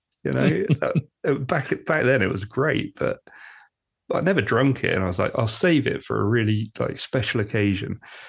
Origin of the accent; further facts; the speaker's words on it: United Kingdom; So us Brits